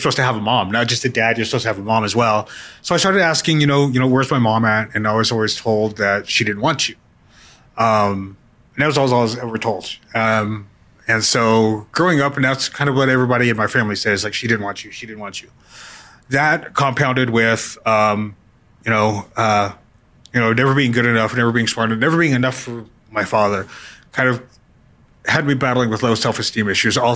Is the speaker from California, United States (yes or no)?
no; New Mexico, United States; I growing up in New Mexico